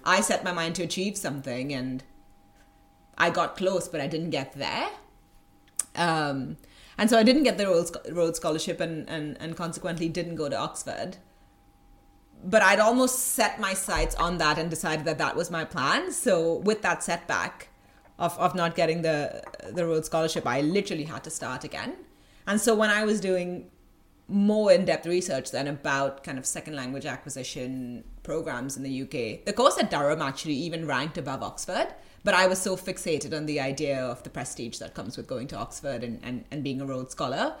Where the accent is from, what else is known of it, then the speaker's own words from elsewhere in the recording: Goa, India; moved away as an adult; also born or lived in Mumbai, India; I grew up in a in a kind of one of the smallest uh, states in India